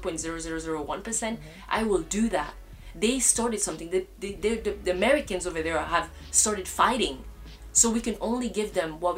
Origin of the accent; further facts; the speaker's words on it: Cameroon; now in Barcelona, Spain; originally I'm from Cameroon